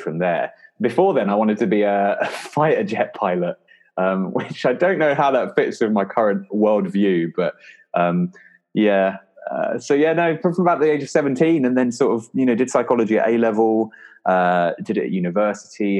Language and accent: English; London, United Kingdom; also born or lived in Guildford; So I'm from Lewisham